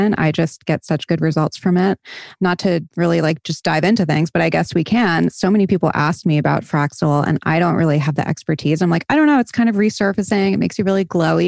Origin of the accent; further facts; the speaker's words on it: Rhode Island, United States; I'm from Rhode Island. So I'm from New England